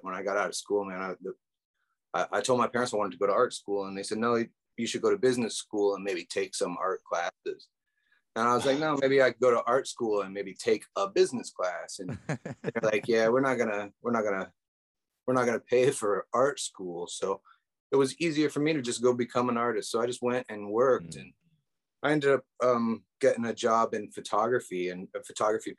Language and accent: English; about an hour north of Indianapolis, United States; now in Indianapolis, United States; I grew up about an hour north of here.